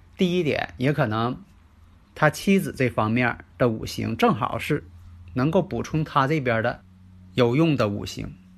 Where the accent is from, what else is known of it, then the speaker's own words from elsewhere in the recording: Northeast China, China; accent: Northeastern-style Mandarin; 因为我这个口音呢，是东北市的这个普通话